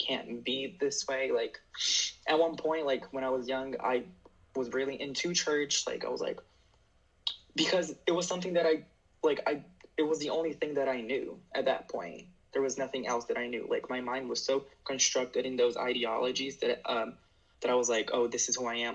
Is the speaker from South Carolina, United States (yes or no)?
no; Harrison, New Jersey, United States; I'm Brazilian, and I'm from Harrison, New Jersey.